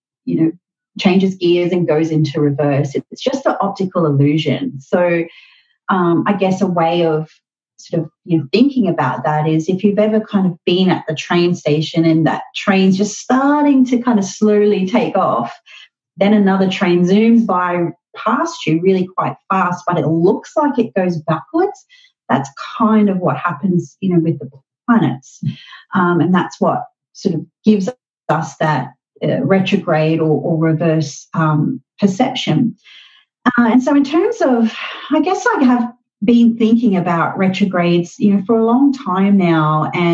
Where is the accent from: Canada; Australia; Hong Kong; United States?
Australia; accent: Australian; also born or lived in Brisbane; if you think I sound a bit funny, it's because I'm Australian. So I have a full-time astrology practice here where I live in Brisbane